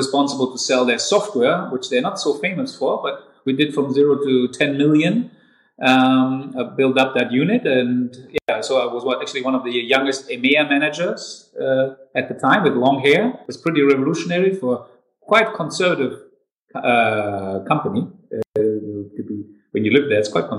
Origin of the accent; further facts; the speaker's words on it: Darmstadt, Hesse, Germany; I was born and raised in Darmstadt, another city in Hessen, and I'm a real Hessen boy, an Italo-Hessen boy.